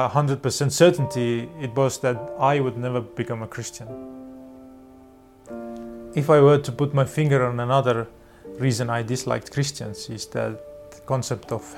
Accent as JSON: {"language": "English", "town": "Tartu", "region": "Tartu County", "country": "Estonia", "tie": "born or raised there", "also_born_or_lived": "Tallinn, Estonia", "said": "For the seven first years of my life, I grew up in Tallinn, the capital of Estonia. And after that, we moved to Tartu, which is the second biggest town"}